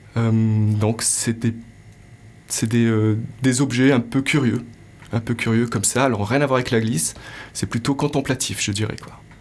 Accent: Morocco; j'ai grandi au Maroc

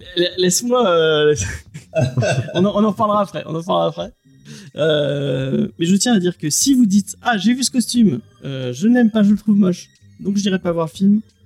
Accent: Marseille, Provence-Alpes-Côte d'Azur, France; je suis marseillais

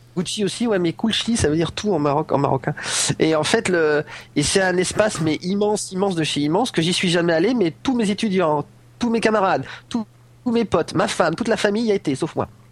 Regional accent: France; now in Morocco; moi je suis français

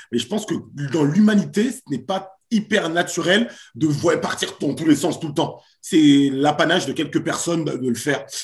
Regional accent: Paris suburbs, Val-d'Oise, Île-de-France, France; also born or lived in Haiti (origin) / Pau; je suis haïtien d'origine, j'ai grandi en banlieue parisienne, à côté de chez toi. Exactement. Euh, donc dans le Val d'Oise

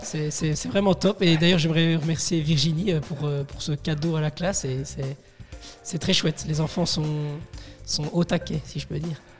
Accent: Resteigne, Wallonia, Belgium; je viens de, Restaigne. Oui. un petit village dans la commune de Tellin

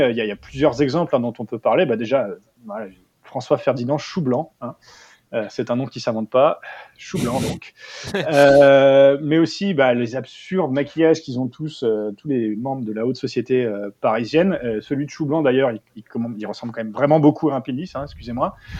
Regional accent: England, United Kingdom; moved away; ayant passé une grande partie de mon enfance en Angleterre

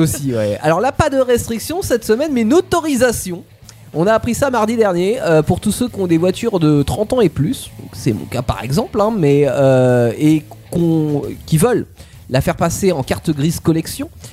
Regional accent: Tours, Centre-Val de Loire, France; par chez nous à Tours

